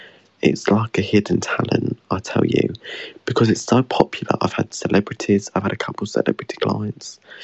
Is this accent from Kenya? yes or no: no; Essex, East of England, United Kingdom; So I'm from Essex, so probably why I sound a bit different.